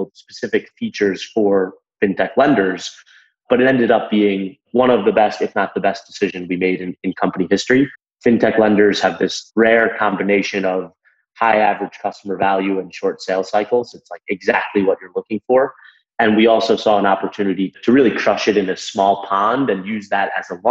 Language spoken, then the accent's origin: English; Long Island, Nassau County, New York, United States; I grew up in Long Island on the North Shore in Nassau County